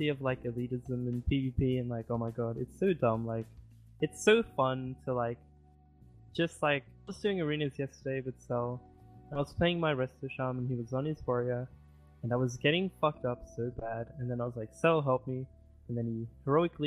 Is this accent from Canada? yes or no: no; Australia; I'm Australian.